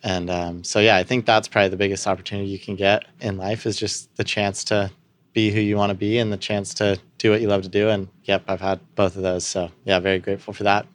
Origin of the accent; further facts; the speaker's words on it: Santa Barbara, California, United States; also born or lived in Pasadena; we grew up outside on some property in Santa Barbara that, uh, my grandparents bought and we moved up from Pasadena when I was, like, three